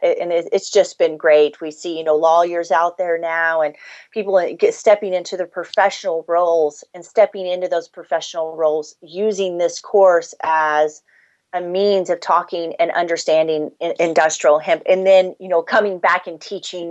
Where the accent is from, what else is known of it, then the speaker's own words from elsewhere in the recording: Missouri, United States; now in Canada; I'm from Missouri. I've immigrated to Canada